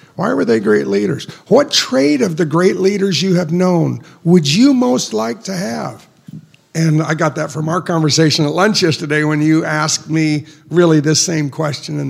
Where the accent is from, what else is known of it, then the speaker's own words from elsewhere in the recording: United States; as an American